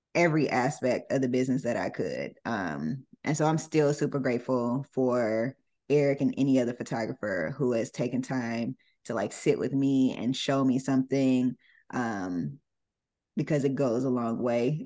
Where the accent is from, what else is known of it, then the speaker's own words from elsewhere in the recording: Jonesboro, Georgia, United States; moved away as an adult; now in Los Angeles, United States; I grew up, uh, in Atlanta, uh, a suburb of Atlanta called Jonesboro